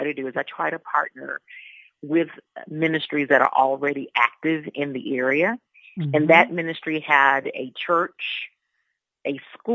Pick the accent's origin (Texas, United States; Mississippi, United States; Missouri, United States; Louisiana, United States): Texas, United States; Houston; moved away as an adult; also born or lived in Dallas, Texas; now in South Africa; I'm originally from Houston, Texas